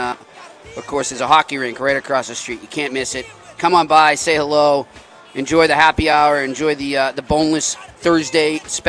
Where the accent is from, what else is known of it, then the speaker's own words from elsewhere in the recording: Boston, Massachusetts, United States; I'm an Irish guy from Boston.